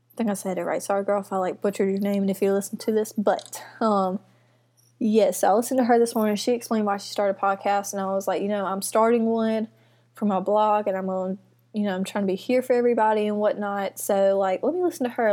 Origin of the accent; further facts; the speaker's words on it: Mississippi, United States; I'm from Mississippi, have been here my whole life.